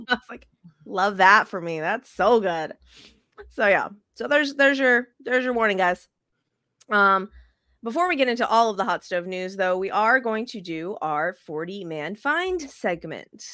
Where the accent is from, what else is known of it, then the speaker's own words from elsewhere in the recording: Las Vegas, Nevada, United States; now in South Texas, United States; I'm still, still a Vegas girl at heart